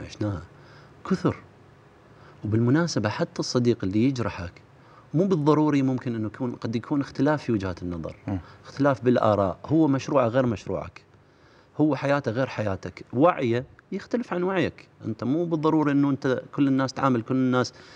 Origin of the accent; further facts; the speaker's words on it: Iraq; احنا عندنا بالعراق